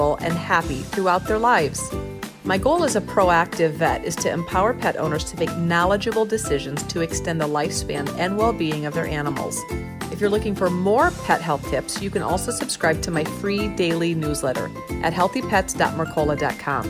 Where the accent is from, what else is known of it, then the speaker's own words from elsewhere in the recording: Iowa, United States; I grew up in Iowa